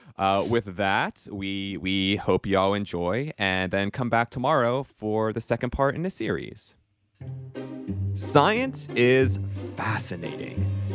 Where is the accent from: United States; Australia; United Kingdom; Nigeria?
United States; accent: American; I am very American with my speech